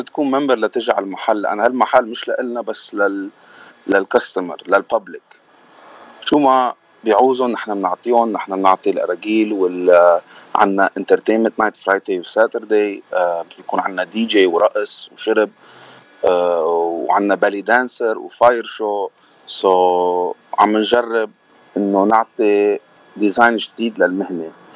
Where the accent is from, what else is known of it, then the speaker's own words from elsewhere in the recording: Lebanon; moved away as an adult; now in United States; انا من لبنان آه، جيت لهالبلد قبل تسع سنين